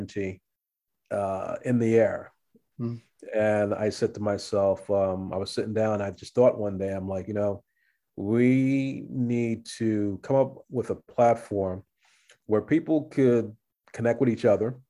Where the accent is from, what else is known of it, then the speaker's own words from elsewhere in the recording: New York City, New York, United States; also born or lived in Los Angeles; I'm a New Yorker